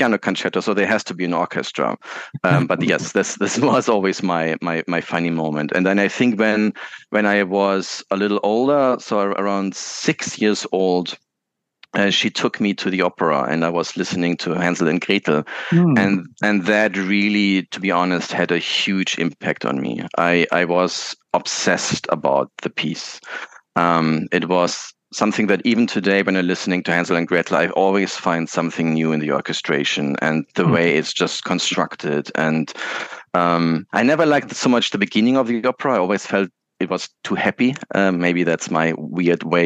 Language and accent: English; Munich, Bavaria, Germany; where I was born in Munich, and there was close by, the terminals, and you could still hear the aircrafts sometimes going.